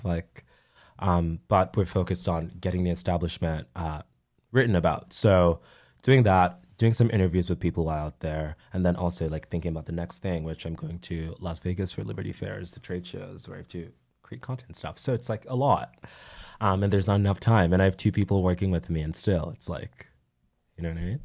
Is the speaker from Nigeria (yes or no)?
yes; Nigeria; moved away; Growing up in Nigeria, being around people who were like me